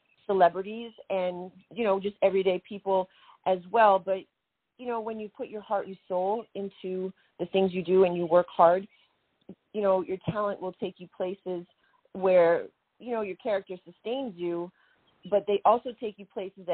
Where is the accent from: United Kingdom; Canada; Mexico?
Canada; now in Atlanta, United States; I was a Canadian, the only Canadian on the American Gladiators and on that series